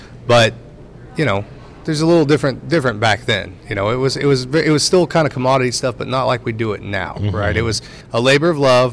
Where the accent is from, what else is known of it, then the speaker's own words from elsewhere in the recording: Indiana, United States; accent: Hoosier; my Hoosier accent comes through